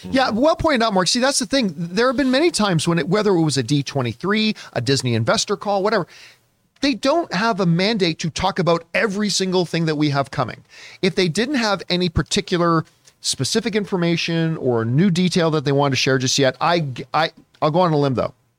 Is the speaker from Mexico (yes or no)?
no; Canada; as a Canadian